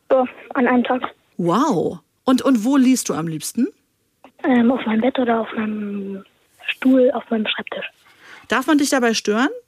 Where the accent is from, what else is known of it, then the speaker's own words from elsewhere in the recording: Hanover, Lower Saxony, Germany; Der Franz, und woher kommst du? Aus Hannover.